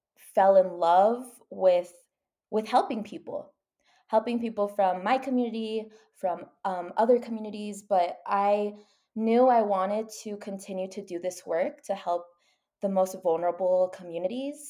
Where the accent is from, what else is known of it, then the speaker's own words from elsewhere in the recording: El Paso, Texas, United States; I'm from El Paso, Texas, which is a border city.